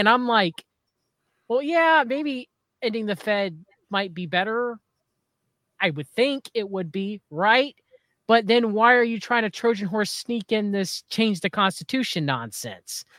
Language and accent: English; United States; as an American citizen